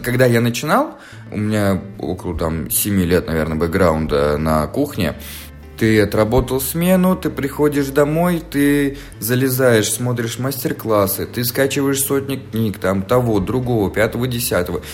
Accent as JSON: {"language": "Russian", "town": "Fergana", "region": "Fergana Region", "country": "Uzbekistan", "tie": "born or raised there", "also_born_or_lived": "Moscow, Russia", "moved": "yes", "lives_now": "Israel", "said": "Я родился в Узбекистане, в городе Ферганас, температуры плюс 40 меня не удивишь"}